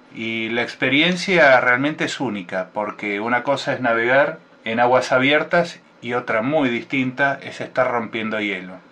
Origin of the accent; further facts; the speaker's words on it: Buenos Aires, Argentina; yo soy nacido en la ciudad de Buenos Aires